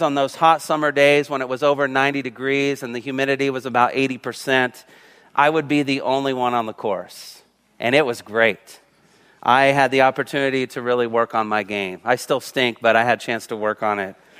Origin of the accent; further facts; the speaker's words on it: Covington, Indiana, United States; moved away; also born or lived in Illinois / California; when I was at Covington Middle School and Covington High School and my little town in Indiana, Covington, Indiana